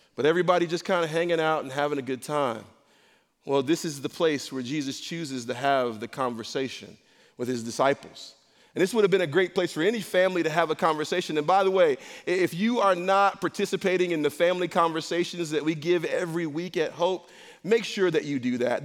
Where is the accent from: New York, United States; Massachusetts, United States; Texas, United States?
New York, United States; Rochester; I grew up in a rough spot. I'm from Rochester, New York.